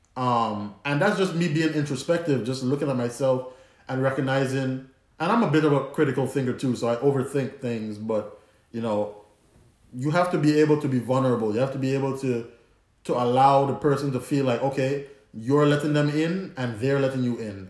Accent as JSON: {"language": "English", "country": "Antigua & Barbuda", "accent": "Antiguan", "said": "my Antiguan accent"}